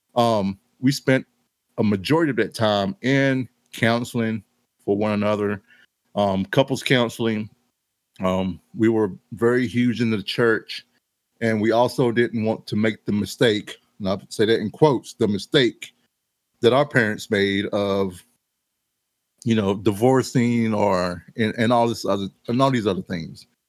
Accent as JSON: {"language": "English", "town": "Mount Airy", "country": "United States", "tie": "born or raised there", "moved": "yes", "said": "I was kind of growing up in Mount Airy. Well, I lived to leave Mount Airy"}